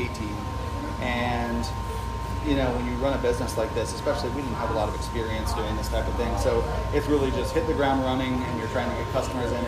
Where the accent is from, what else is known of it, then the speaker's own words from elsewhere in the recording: Temple, Texas, United States; also born or lived in Lubbock, Texas / Austin, Texas; now in San Antonio, United States; I was born in Temple, Texas